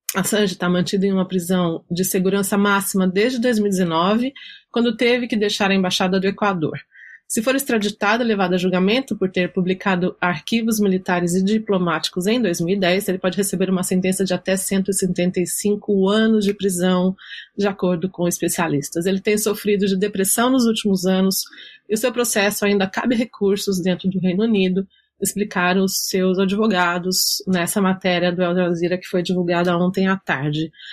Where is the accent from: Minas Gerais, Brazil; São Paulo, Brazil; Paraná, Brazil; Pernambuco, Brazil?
Minas Gerais, Brazil; sou mineira